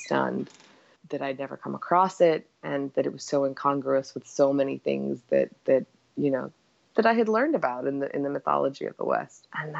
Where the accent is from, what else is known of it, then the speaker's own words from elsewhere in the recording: Egypt; also born or lived in Yugoslavia / Cyprus; now in United States; we left and we spent years on the move. We were in Cyprus for a while. I grew up in Egypt. We came to the States and moved around basically every 3 years.